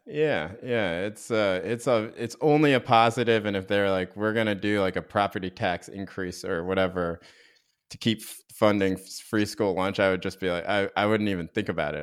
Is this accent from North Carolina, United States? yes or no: yes; North Carolina, United States; I grew up in North Carolina, but in a very progressive town within North Carolina